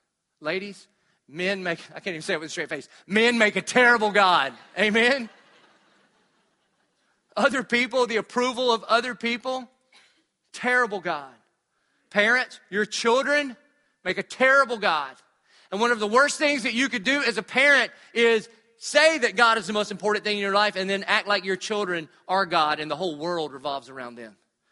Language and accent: English; Southern United States, United States; But I'm from the South. So I grew up in church. Who didn't grow up in church?